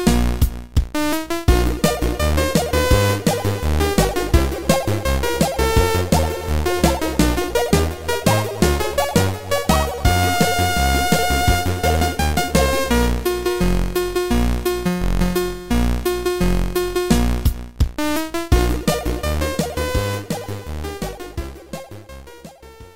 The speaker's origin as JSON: {"language": "English", "region": "Midwest", "country": "United States", "accent": "Midwestern", "said": "my Midwestern accent"}